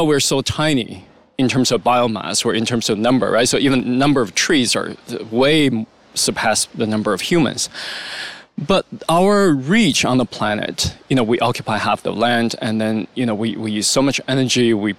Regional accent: China; When I grew up in China in primary school

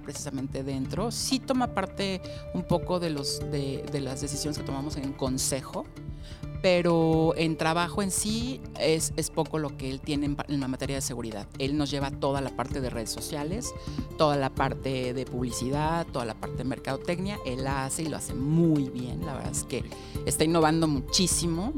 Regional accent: Mexico City, Mexico; yo nací en la Ciudad de México

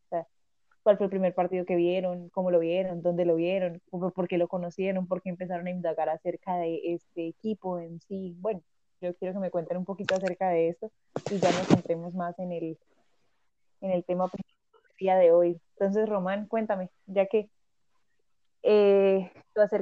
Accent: Bucaramanga, Santander, Colombia; Yo que soy de Bucaramanga

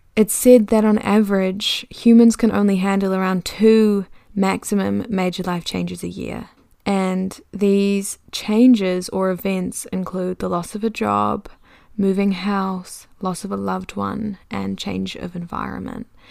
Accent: New Zealand; accent: Kiwi; also born or lived in London; I can definitely feel my Kiwi accent coming back a little bit

